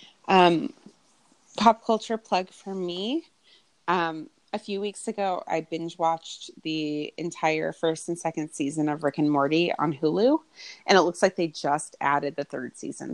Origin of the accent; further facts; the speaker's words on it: United States; I'm an American